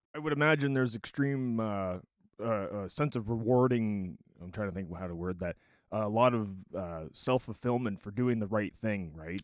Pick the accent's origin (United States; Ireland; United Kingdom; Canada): Canada; Ontario; I was born in Ontario, So I'm a Canadian